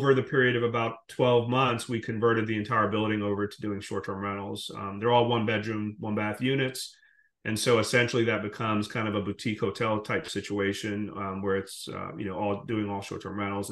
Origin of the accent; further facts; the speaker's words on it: Jamaica; moved away; also born or lived in Guyana; I'm originally from the Caribbean. I was born in Guyana, grew up in Jamaica